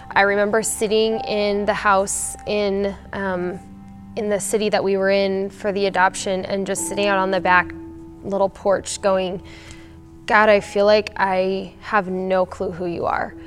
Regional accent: Kearney, United States; moved away as an adult; now in Aurora; I grew up in Kearney Free and in Kearney, and I moved to Aurora when I married my husband Jonathan

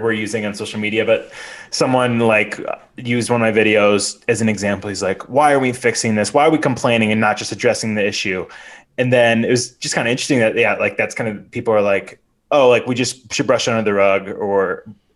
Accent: Chicago area, Illinois, United States; I grew up here

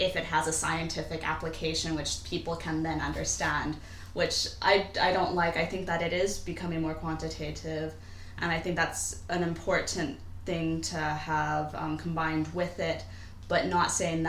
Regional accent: Seattle, Washington, United States; now in United Kingdom

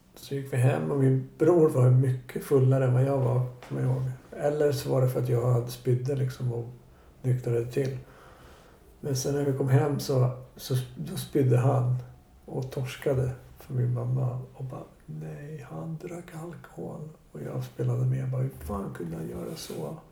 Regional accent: Stockholm, Stockholm County, Sweden; also born or lived in Bromma; Jag är född på Sabbatsbergs sjukhus som ligger typ precis vid Vasaparken

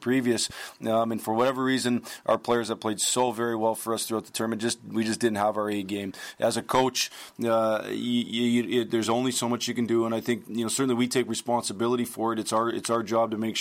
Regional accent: United States; I'm proud to be an American

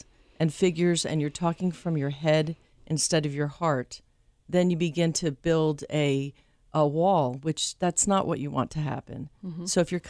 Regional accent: New Jersey, United States; And it has a connection to where I'm from New Jersey.

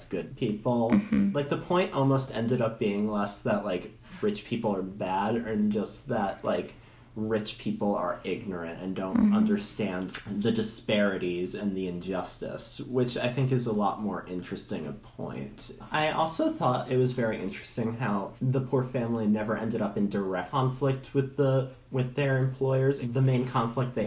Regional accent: New York area, United States; I'm from New York, from like the New York area, and I was 13 when Hurricane Sandy happened

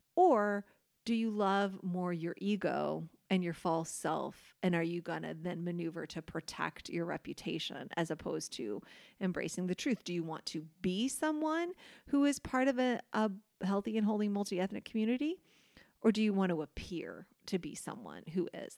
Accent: United States; us as American, white Americans

